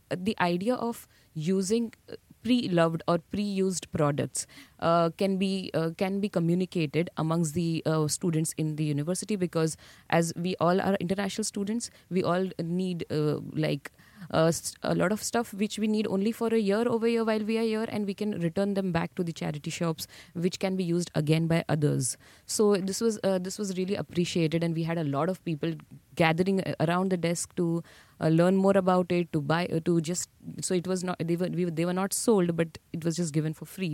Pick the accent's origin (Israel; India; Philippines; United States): India; Mumbai, Maharashtra; moved away as an adult; now in Bradford, United Kingdom; I'm born and brought up in Mumbai